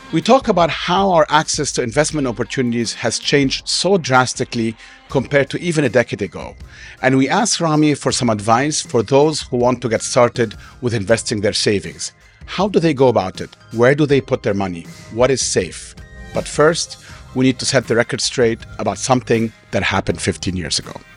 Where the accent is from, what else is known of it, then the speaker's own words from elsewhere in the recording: Cairo, Cairo Governorate, Egypt; now in Dubai, United Arab Emirates; where I grew up in Cairo